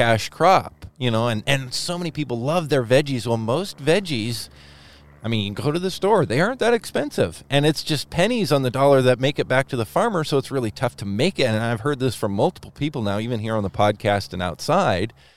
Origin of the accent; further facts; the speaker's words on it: Whatcom County, Washington, United States; as someone who grew up in the farming community here in Whatcom County, I grew up in the North County